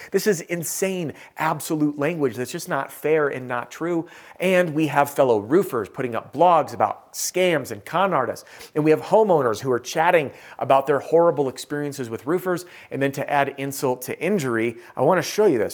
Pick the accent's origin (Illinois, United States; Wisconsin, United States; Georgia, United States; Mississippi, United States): Wisconsin, United States; Madison; born or raised there